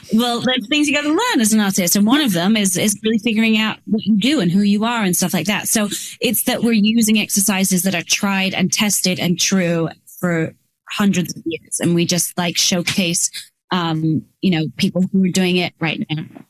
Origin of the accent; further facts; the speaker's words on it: England, United Kingdom; moved away; I grew up in England